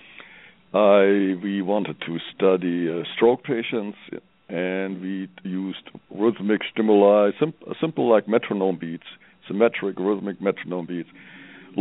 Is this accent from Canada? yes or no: no; Germany; English is a second language; moved away as an adult; now in Colorado, United States; I'm from Europe, I'm from Germany, you may hear that from my accent.